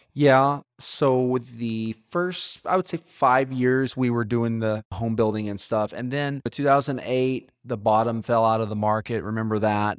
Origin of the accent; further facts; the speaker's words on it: Moore, Oklahoma, United States; I grew up in Moore, Tornado Alley